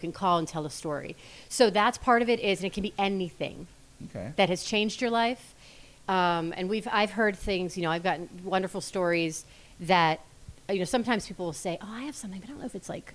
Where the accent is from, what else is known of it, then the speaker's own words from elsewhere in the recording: Allison Park, Pennsylvania, United States; I grew up in Allison Park.